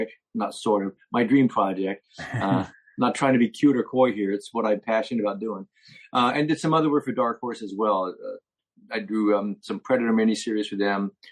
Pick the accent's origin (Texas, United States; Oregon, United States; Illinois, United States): Oregon, United States; Portland; moved away; also born or lived in New Jersey; I was growing up in Portland, Oregon